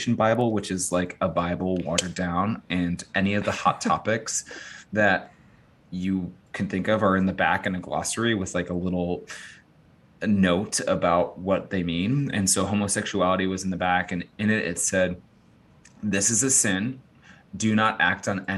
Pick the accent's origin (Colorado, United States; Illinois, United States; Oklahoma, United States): Illinois, United States; Chicago; also born or lived in Los Angeles area, California; now in Austin, United States; I'm from Chicago